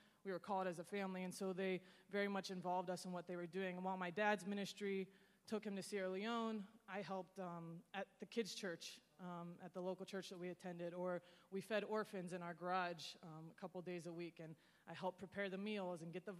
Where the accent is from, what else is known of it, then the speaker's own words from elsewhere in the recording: Senegal; I grew up in Senegal, West Africa, in a French-speaking country. It was stable at the time.